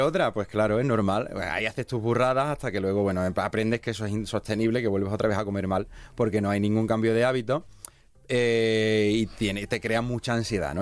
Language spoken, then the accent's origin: Spanish; Seville, Andalusia, Spain; moved away as an adult; now in Segovia, Spain; yo soy de Sevilla, me mudé a Segovia